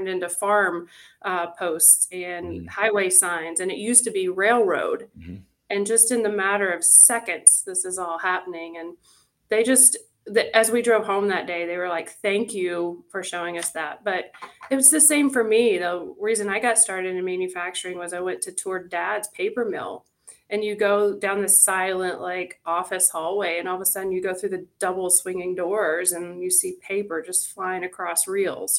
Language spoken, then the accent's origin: English; Tennessee, United States; moved away as an adult; now in Erie, United States; a small town girl from a small town in Tennessee, born and raised in the South